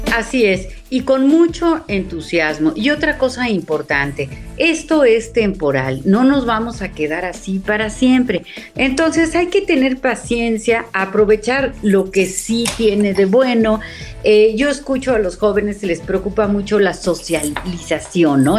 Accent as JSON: {"language": "Spanish", "country": "Mexico", "said": "como mexicanos"}